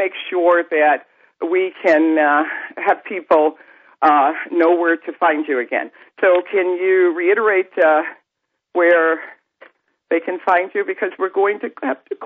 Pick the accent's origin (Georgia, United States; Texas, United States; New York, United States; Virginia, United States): New York, United States; upstate; now in New Jersey, United States; I grew up in New York State, not New York City, but upstate New York